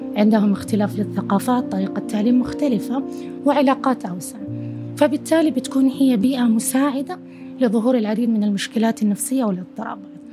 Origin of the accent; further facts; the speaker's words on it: Saudi Arabia; إحنا كشعب سعودي كمواطنين